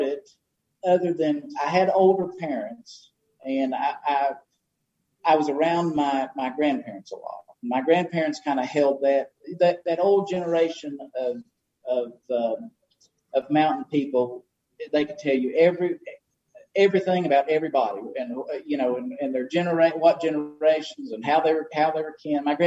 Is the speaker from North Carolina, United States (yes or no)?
yes; Haywood County, North Carolina, United States; I'm born and raised in Haywood County